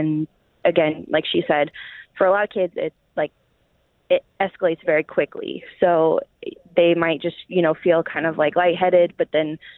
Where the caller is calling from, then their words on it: Odessa, Missouri, United States; I'm from Odessa, Missouri.